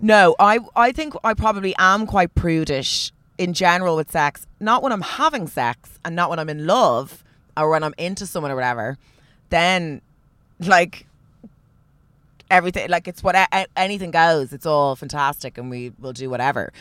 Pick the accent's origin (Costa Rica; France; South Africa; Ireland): Ireland; also born or lived in Australia; I'm Irish